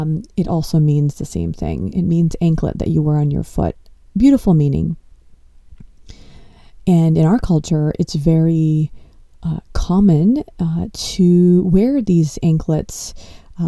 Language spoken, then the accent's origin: English; Los Angeles, California, United States; I was born in Los Angeles and I come from an Indian household.